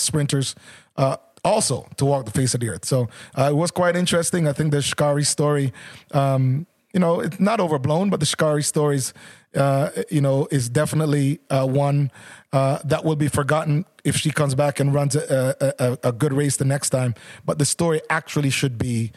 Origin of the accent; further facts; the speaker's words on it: Jamaica; also born or lived in Canada; as a Jamaican myself